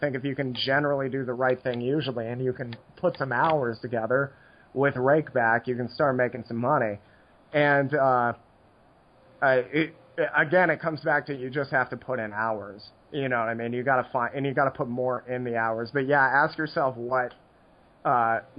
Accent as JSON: {"language": "English", "country": "United States"}